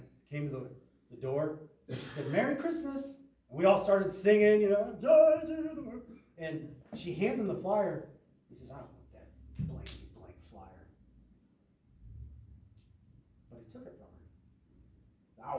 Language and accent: English; Midwest, United States; now in California, United States; I grew up in the Midwest.